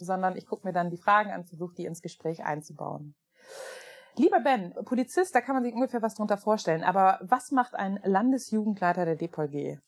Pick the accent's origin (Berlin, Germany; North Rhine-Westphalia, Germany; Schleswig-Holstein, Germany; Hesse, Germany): North Rhine-Westphalia, Germany; small town near Münster; Es ist eine Kleinstadt ähm, in der Nähe von Münster.